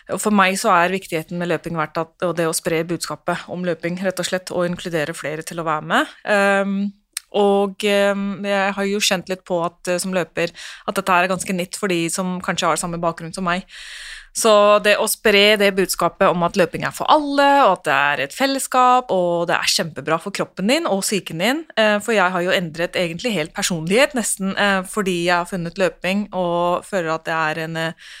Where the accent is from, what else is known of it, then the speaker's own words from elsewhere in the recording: Oslo, Norway; Jeg vokste jo opp på Romsås